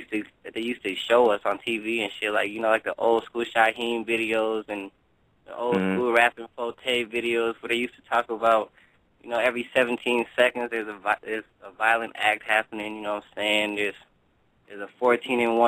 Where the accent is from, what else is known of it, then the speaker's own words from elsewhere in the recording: Minneapolis, Minnesota, United States; also born or lived in Cleveland, Ohio; I was born in Cleveland, raised in Minneapolis, Minnesota.